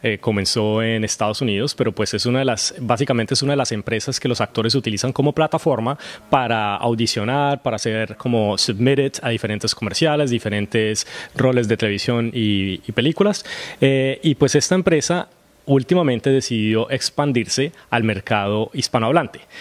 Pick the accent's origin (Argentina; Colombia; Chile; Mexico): Colombia; moved away as an adult; also born or lived in Los Angeles; now in Vancouver, Canada; nací en Colombia